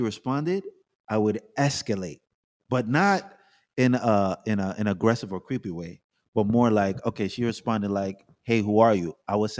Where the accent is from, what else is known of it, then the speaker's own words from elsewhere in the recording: Jamaica; now in United States; I'm a Jamaican. So I'm American and I'm Jamaican.